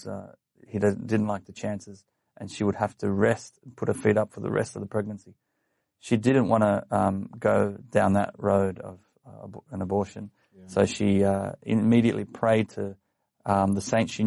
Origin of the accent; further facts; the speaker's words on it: Sydney, New South Wales, Australia; I was born in Canterbury Hospital